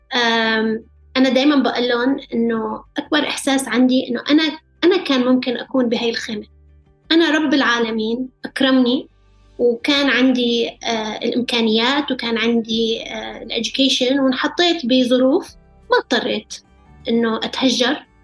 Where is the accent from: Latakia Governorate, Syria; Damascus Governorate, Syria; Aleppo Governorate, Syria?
Aleppo Governorate, Syria; Aleppo; moved away; حلب ومطرح ما ربيت